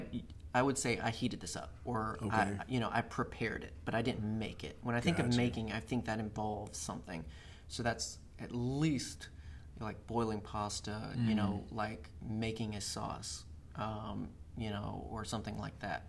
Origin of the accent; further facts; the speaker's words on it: Savannah, Georgia, United States; I'm from Savannah